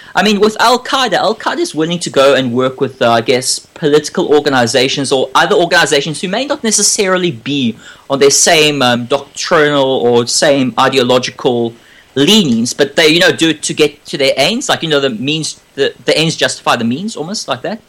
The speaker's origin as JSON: {"language": "English", "country": "South Africa", "tie": "born or raised there", "moved": "yes", "lives_now": "Australia", "said": "I was born in South Africa"}